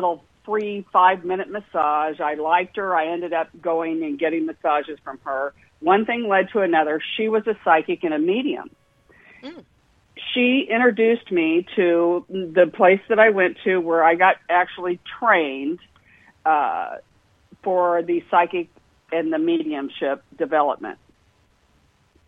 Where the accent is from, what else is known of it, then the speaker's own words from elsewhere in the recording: Indianapolis, Indiana, United States; I grew up in Indianapolis, Indiana, the home of the Indianapolis 500